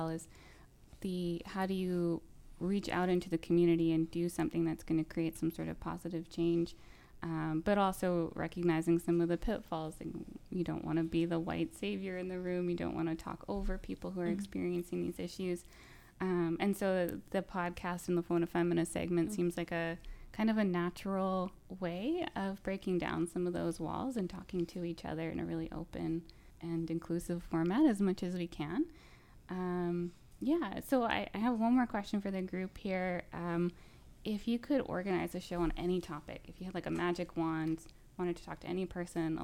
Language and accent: English; Alberta, Canada; moved away as an adult; now in Newfoundland, Canada; I'm from Alberta originally